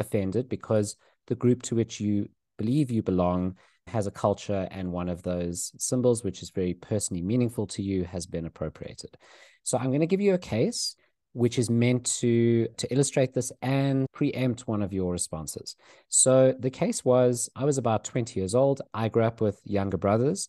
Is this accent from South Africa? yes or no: yes; South Africa; growing up in South Africa